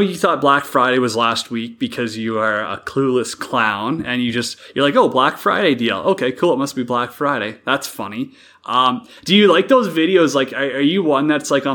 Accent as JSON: {"language": "English", "region": "Saskatchewan", "country": "Canada", "also_born_or_lived": "Alberta", "moved": "yes", "said": "we're both from Saskatchewan, kind of made the trip a little further out west to Alberta"}